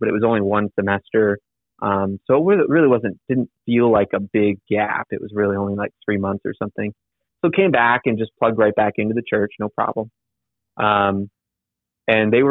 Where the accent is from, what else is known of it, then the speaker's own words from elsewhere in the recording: Michigan, United States; My hometown is in Michigan